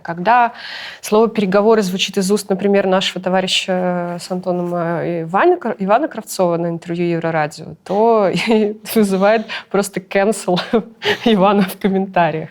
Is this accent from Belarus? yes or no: yes; Belarus; moved away as an adult; also born or lived in Kyiv, Ukraine; мы все белорусы